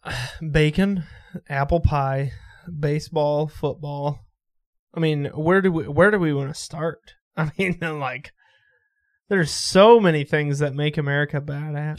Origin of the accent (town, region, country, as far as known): Iowa, United States; born or raised there; also born or lived in Texas